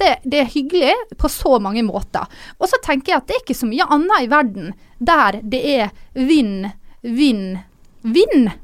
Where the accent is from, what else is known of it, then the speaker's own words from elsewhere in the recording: Ålesund, Møre og Romsdal, Norway; moved away; hjemme i Ålesund